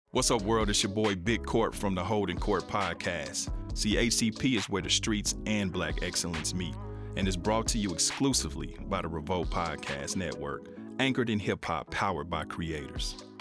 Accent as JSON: {"language": "English", "town": "Kansas City", "region": "Missouri", "country": "United States", "tie": "born or raised there"}